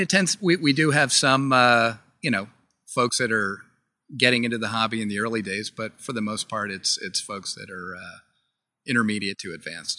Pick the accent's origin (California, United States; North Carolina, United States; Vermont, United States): Vermont, United States; We're from Vermont